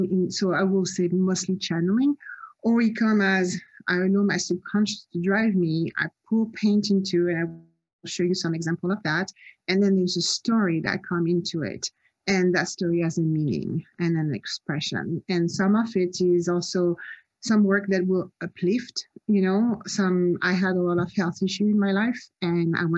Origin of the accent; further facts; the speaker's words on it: Nice, Provence-Alpes-Côte d'Azur, France; moved away as an adult; also born or lived in Cannes / Paris / Marseille; now in Los Angeles, United States; I'm actually French. I was born in Cannes. I grew up in Nice